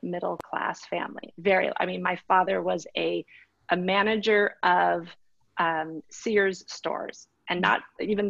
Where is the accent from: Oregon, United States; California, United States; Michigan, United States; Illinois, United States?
California, United States; Southern; I was born and raised in Southern California, but my father is English